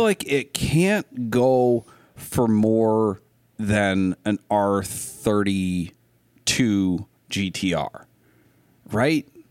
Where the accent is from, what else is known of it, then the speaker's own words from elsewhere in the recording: Lincoln County, Maine, United States; I grew up in Lincoln County, Maine